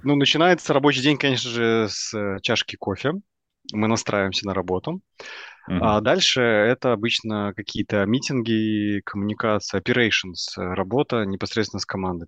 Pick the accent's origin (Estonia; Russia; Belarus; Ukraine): Belarus; Minsk; moved away as an adult; now in Vilnius, Lithuania; родом я из Минска. Вот, последние два года я живу в Вильнюсе